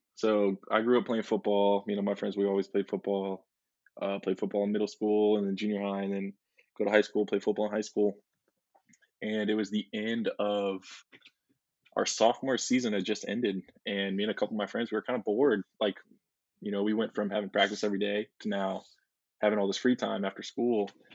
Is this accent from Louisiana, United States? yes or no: yes; Mandeville, Louisiana, United States; I'm from Mandeville, Louisiana.